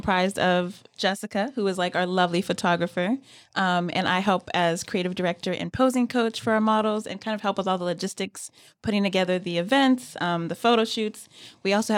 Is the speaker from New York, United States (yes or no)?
no; Pasadena, California, United States; now in North Carolina, United States; We're both from California